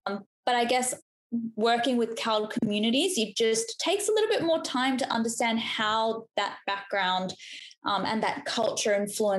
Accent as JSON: {"language": "English", "country": "Australia", "accent": "Australian", "said": "you know, our accent is Australian, we sound like we're from Australia, which we are"}